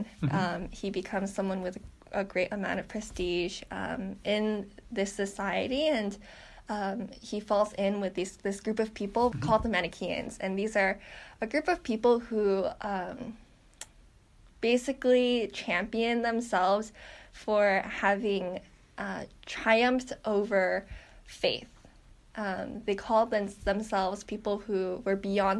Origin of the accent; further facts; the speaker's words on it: Orange County, California, United States; moved away as an adult; also born or lived in Maine; I grew up in California, particularly in the Orange County area